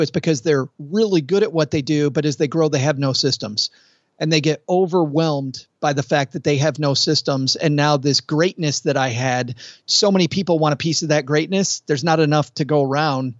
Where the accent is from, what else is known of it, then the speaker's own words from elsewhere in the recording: Kalamazoo, Michigan, United States; moved away; Close to Lake Michigan. I, I'm from Kalamazoo.